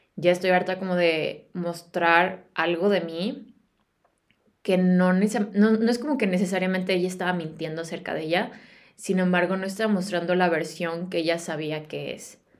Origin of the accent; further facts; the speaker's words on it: Guadalajara, Jalisco, Mexico; moved away as an adult; also born or lived in United States; now in England, United Kingdom; Yo soy de Guadalajara, soy de México